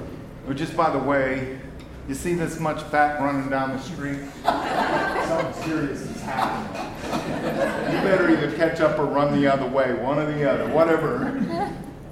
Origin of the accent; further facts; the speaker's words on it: Texas, United States; I am a Texan first